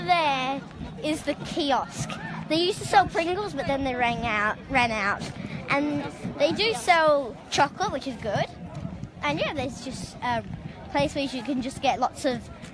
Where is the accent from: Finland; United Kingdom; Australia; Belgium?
Australia; I am Australian.